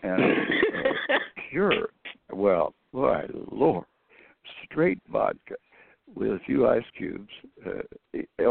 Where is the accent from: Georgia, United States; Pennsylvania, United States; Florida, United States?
Florida, United States; also born or lived in Michigan; we're moving to Florida